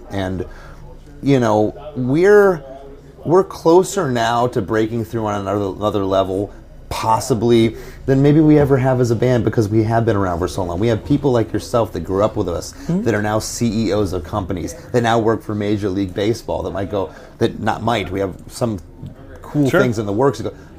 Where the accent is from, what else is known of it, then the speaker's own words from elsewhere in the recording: Florida, United States; It's just, we're from Florida. We were never part of that scene.